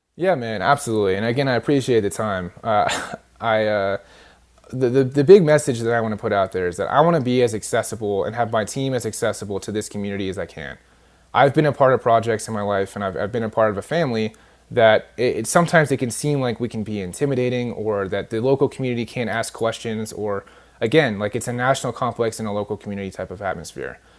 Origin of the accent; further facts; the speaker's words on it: California, United States; moved away; I'm actually from California originally